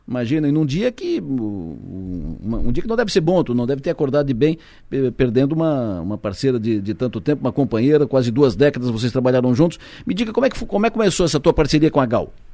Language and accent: Portuguese; Araranguá, Santa Catarina, Brazil; eu sou de Araranguá também